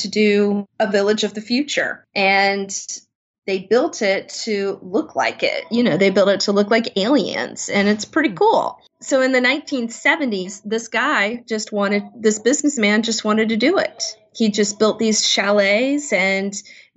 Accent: Virginia Beach, Virginia, United States; also born or lived in South Korea / Taiwan; my hometown here in Virginia Beach

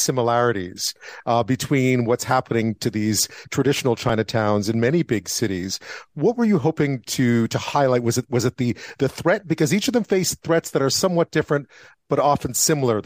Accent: Montreal, Quebec, Canada; I grew up in Montreal as well.

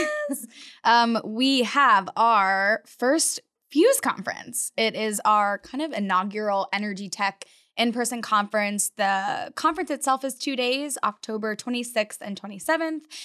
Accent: Florida, United States; moved away as an adult; now in Texas, United States; growing up in Florida

